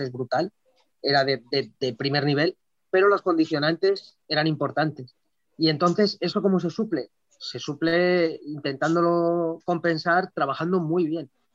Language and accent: Spanish; Madrid, Community of Madrid, Spain; la mayoría de los jugadores y cuerpo técnico incluido somos de Madrid